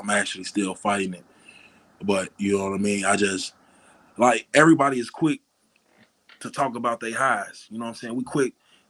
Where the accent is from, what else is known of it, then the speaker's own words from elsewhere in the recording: Chicago, Illinois, United States; moved away; also born or lived in Arkansas; I grew up in Chicago, so I seen the same shit that other young black niggas have seen and been through.